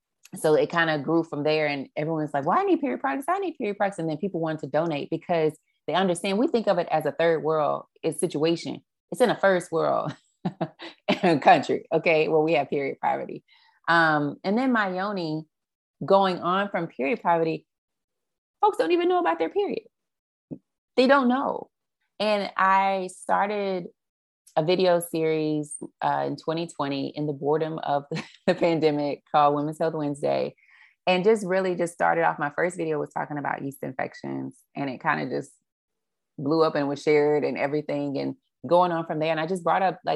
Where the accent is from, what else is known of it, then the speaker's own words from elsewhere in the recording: Dallas, Texas, United States; moved away; also born or lived in New Orleans / Houston; Dallas, which is my hometown